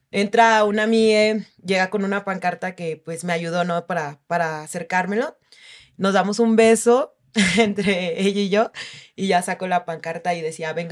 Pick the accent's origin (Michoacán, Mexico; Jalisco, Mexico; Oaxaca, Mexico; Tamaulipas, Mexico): Oaxaca, Mexico; Yo soy de Oaxaca